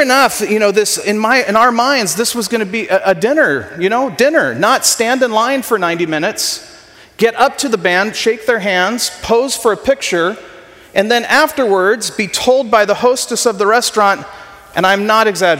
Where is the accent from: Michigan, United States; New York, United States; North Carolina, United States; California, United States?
California, United States; Ventura; I grew up in Ventura.